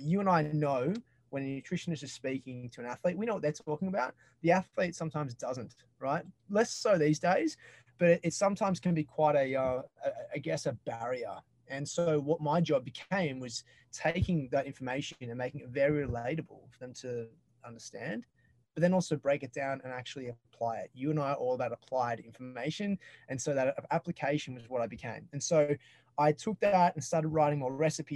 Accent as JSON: {"language": "English", "town": "Sydney", "region": "New South Wales", "country": "Australia", "tie": "born or raised there", "moved": "as an adult", "lives_now": "United States", "said": "growing up in Sydney's Northern Beaches"}